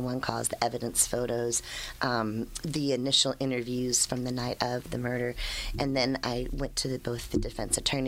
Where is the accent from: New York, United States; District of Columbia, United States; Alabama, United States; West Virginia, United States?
District of Columbia, United States; D.C.; I grew up outside of Washington, D.C.